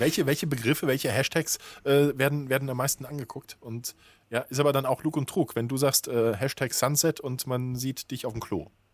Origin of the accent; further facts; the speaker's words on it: Germany; als Deutscher